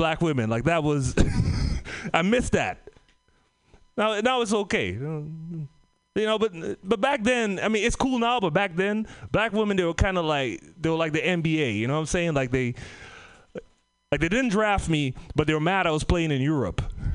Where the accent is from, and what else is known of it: Trinidad & Tobago; moved away; also born or lived in Oakland / Bay Area